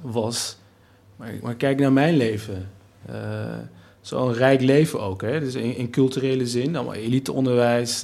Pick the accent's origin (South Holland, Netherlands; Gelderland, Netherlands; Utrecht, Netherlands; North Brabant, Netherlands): Gelderland, Netherlands; Nijmegen; als Turk, Nederlander, Nijmegenaar